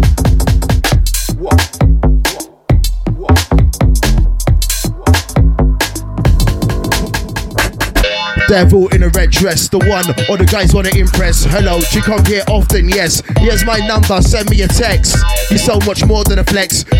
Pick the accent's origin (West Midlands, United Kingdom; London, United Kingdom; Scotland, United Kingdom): West Midlands, United Kingdom; Birmingham; I'm from Birmingham City, the city of God.